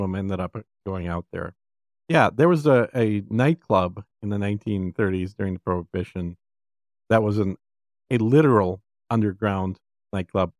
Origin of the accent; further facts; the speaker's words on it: Minnesota, United States; now in Texas, United States; growing up in Minnesota